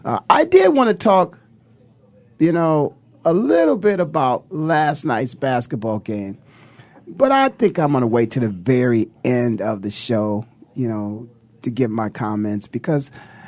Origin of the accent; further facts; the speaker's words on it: Ohio, United States; moved away as an adult; also born or lived in Philadelphia; people like myself who are from Ohio